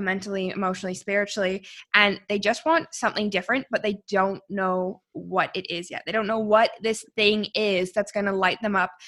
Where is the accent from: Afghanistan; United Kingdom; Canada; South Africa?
Canada; moved away as an adult; also born or lived in Sydney, Australia; my hometown. Like, I'm in the mountains.